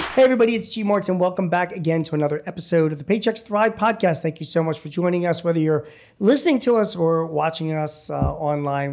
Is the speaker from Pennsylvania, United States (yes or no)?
yes; Philadelphia, Pennsylvania, United States; I'm from Philly